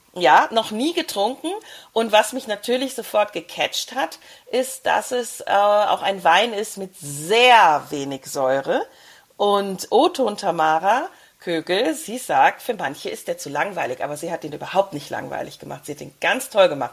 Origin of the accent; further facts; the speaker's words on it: Brixental, Tyrol, Austria; bei uns in Brixental